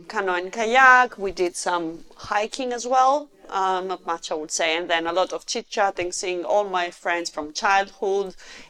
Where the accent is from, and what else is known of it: Greece; born or raised there; moved away as an adult; now in United Kingdom